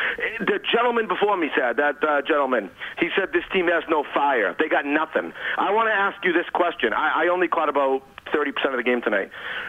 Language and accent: English; Boston, Massachusetts, United States; I'm from Boston.